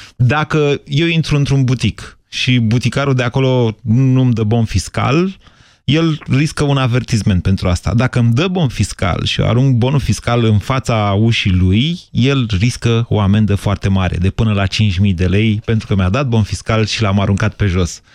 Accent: Bucharest, Romania; ca bucureștean

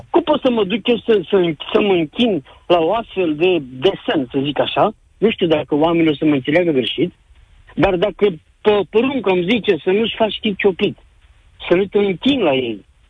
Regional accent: Galați, Galați County, Romania; now in United Kingdom; sunt din Galați, dar uh, momentan locuiesc în uh, Marea Britanie

